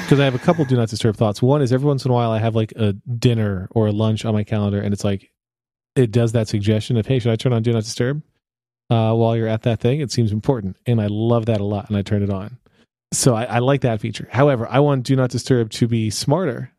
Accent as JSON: {"language": "English", "country": "United States", "said": "I'm from America"}